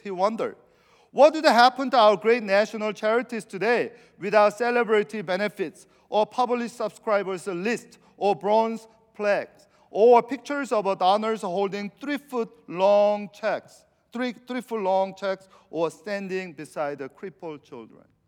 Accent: Venezuela; moved away; I'm from South America

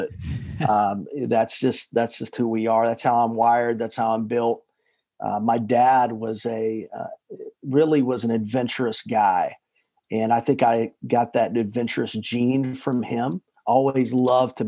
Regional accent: Chattanooga, Tennessee, United States; moved away as an adult; also born or lived in Nashville, Tennessee; I grew up in Chattanooga, Tennessee, which is just a kind of in the middle of the South.

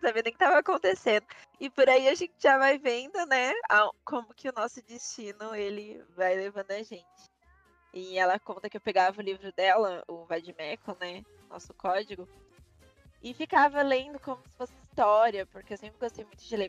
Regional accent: São Paulo, Brazil; Tenho 23 anos, sou de São Paulo, advogada

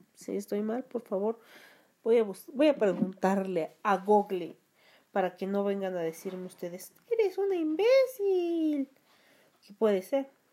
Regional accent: Mexico; soy de México

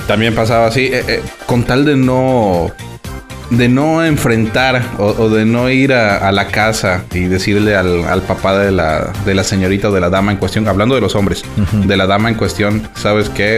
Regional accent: Mexico; somos mexicanos

